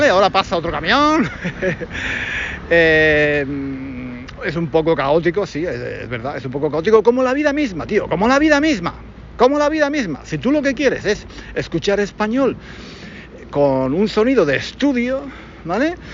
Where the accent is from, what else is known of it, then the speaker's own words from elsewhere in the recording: Spain; moved away; En fin, yo que eh, vengo de España, eh, pues, eh, en fin, en España no siempre se paran, ¿eh?